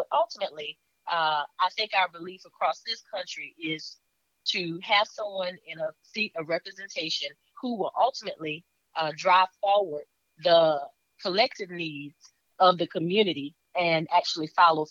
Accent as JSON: {"language": "English", "area": "Orangeburg County", "region": "South Carolina", "country": "United States", "moved": "as an adult", "lives_now": "Columbia, United States", "said": "Well, I'm originally from Orangeburg County. I currently live here in Richland County within the city of Columbia, District 1. And that's where I have lived the majority of my adult life."}